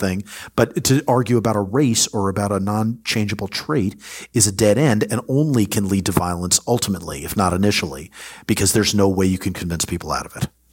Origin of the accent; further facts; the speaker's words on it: United States; as an American